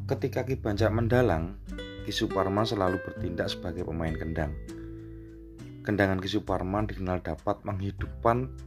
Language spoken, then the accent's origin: Indonesian; Yogyakarta, Special Region of Yogyakarta, Indonesia; biasanya kita, orang Jogja itu nyebutnya wayangan awan